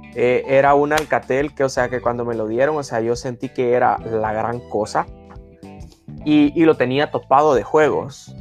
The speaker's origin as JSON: {"language": "Spanish", "region": "Sonsonate", "country": "El Salvador", "tie": "born or raised there", "said": "yo soy de Sonsonate, estudié en un colegio cristiano eh, del Taber. Eh, se podría decir que estudié la mayoría de mi vida allí"}